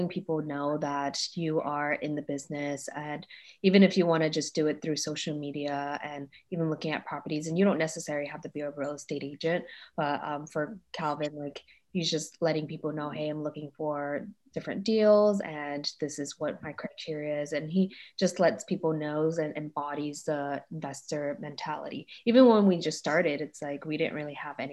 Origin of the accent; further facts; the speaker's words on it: New York City, New York, United States; moved away as an adult; growing up in Brooklyn. So that was my childhood